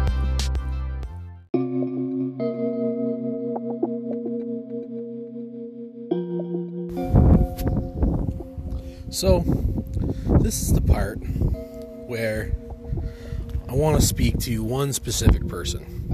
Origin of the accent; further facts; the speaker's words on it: Ontario, Canada; I'm from Ontario. I'm not from the East Coast